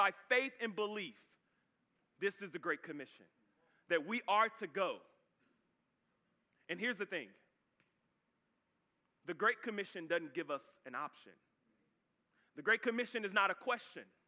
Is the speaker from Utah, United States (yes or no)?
no; Dallas, Texas, United States; moved away as an adult; now in Austin, United States; I'm new. I'm from Dallas